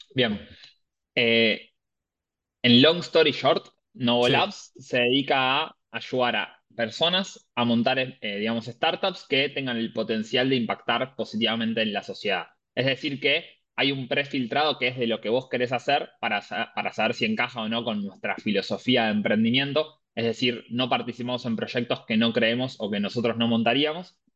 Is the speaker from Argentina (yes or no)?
yes; Buenos Aires, Argentina; moved away as an adult; now in Valencia, Spain; somos todos de Capital Federal, Buenos Aires.